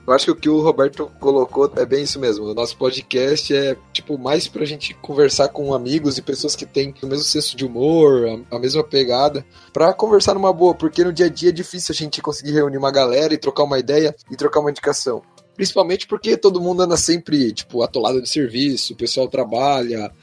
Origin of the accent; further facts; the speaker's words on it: Curitiba, Paraná, Brazil; eu sou de Curitiba, capital paranaense.